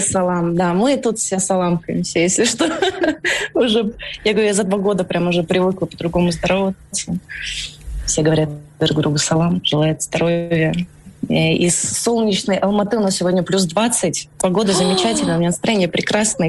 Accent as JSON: {"language": "Russian", "country": "Russia", "also_born_or_lived": "Moscow", "moved": "as an adult", "lives_now": "Almaty, Kazakhstan", "said": "я из России, ну, сколько лет я там жила"}